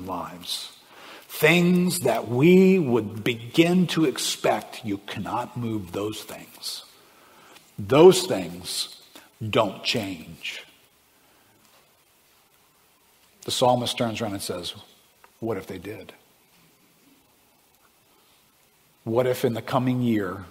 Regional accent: South Louisiana, United States; I grew up fishing and hunting in the swamps of South Louisiana.

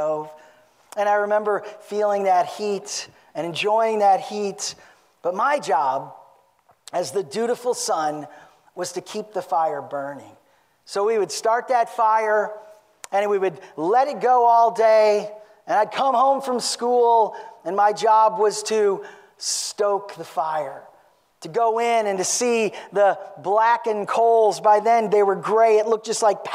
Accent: Genoa, United States; I grew up not far from here. I grew up in Genoa, which is, I think, 25 miles west or something like

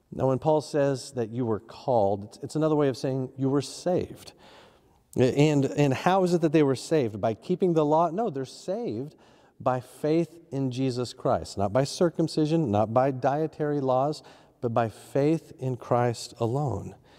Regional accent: Oklahoma, United States; when I was growing up in Oklahoma, every town had a tornado siren

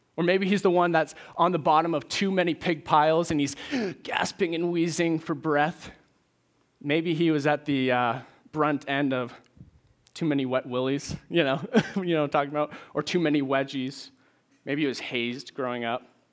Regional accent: Maine, United States; moved away as an adult; now in Nashville, United States; I'm originally from Maine.

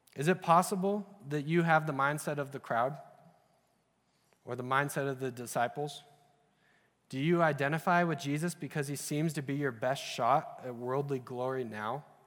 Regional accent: Utah, United States; also born or lived in Idaho; I grew up in Utah and Idaho

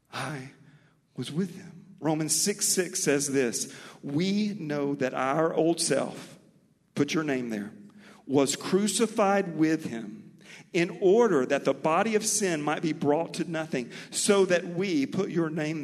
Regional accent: Mobile, Alabama, United States; accent: Mobile; also born or lived in Texas; My Mobile accent

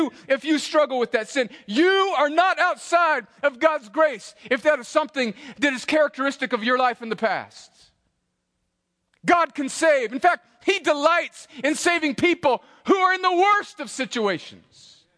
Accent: El Centro, California, United States; I would steal them off of nice cars in my hometown, and then I would take them to the bike rack at Desert Gardens Elementary and sell them

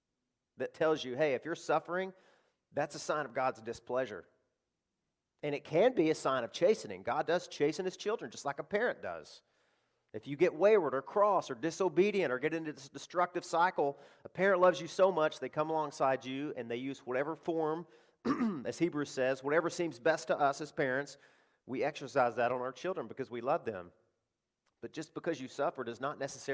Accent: Arkansas, United States; I live in the South. I live in cotton country. I grew up there in Arkansas

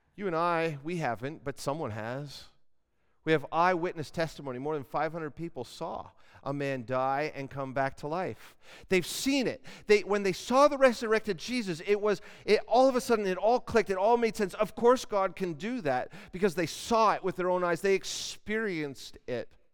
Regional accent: Canada; we're Canadian

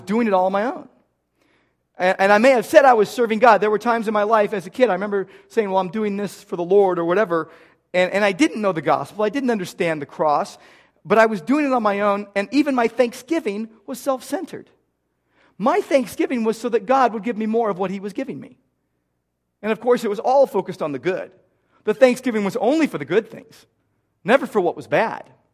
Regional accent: United States; I grew up in America

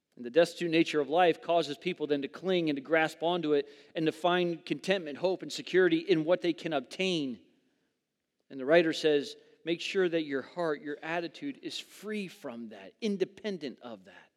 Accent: Southern California, United States; moved away as an adult; I grew up in Southern California.

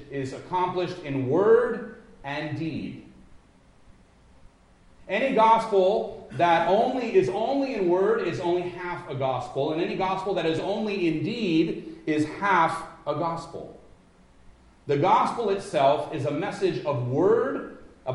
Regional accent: Los Angeles, California, United States; now in Midwest, United States; I'm from Los Angeles.

